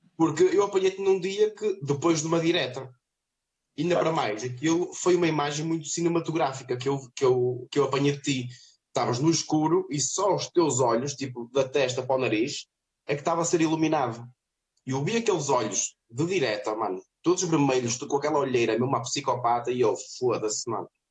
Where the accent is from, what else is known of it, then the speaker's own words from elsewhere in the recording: Vila do Conde, Norte, Portugal; now in Trofa, Portugal; Eu sou de Vairão, de Vila do Conde